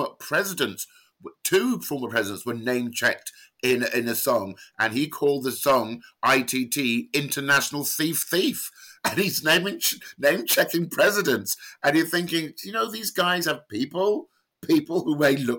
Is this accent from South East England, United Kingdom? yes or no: no; London, United Kingdom; being a child growing up in London in the late 70s